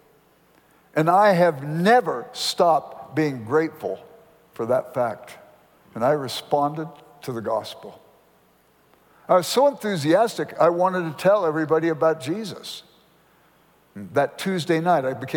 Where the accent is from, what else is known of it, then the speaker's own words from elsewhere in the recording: Los Angeles, California, United States; I grew up in South Central Los Angeles